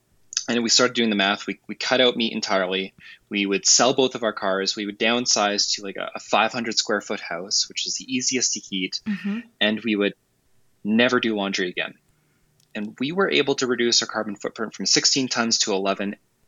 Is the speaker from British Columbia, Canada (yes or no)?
yes; Vancouver Island, British Columbia, Canada; now in Calgary, Canada; I grew up on Vancouver Island, and now I live in Calgary, so it's really hard to tell I even grew up there at all.